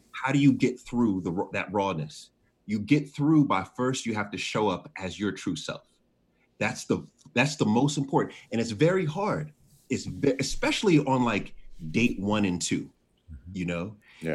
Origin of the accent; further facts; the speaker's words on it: Jamaica; also born or lived in Washington, D.C.; I'm Jamaican, you know, so I have 10 jobs.